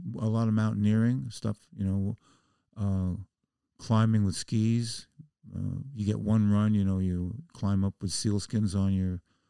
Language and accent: English; Bronx, New York, United States; I grew up in the Bronx, and basketball was like gang war.